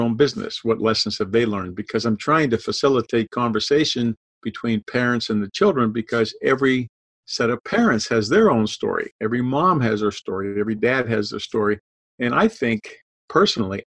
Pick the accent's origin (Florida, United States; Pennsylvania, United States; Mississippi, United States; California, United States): Pennsylvania, United States; Pittsburgh; moved away as an adult; also born or lived in Massachusetts / Georgia; I grew up in Pittsburgh. We have lots of hills in Pittsburgh.